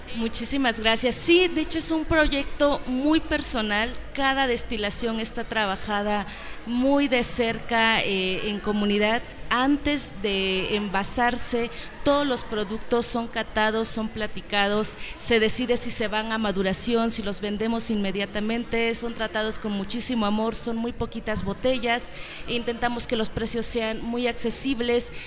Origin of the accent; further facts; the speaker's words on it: Oaxaca, Mexico; Somos tres familias oaxaqueñas distribuyendo en la Ciudad de México.